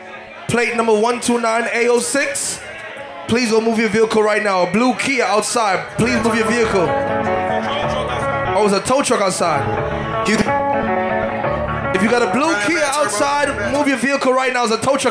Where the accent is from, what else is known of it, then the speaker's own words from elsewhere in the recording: New York City, New York, United States; I'm motherfucking from Brooklyn, New York, motherfucking city